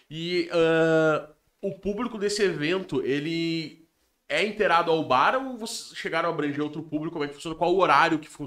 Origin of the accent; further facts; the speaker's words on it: Rio Grande do Sul, Brazil; eu sou brasileiro, tá ligado? Eu sou gaúcho.